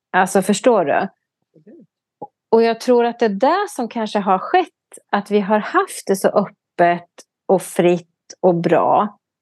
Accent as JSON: {"language": "Swedish", "country": "Sweden", "said": "vi tydligen har som svenskar"}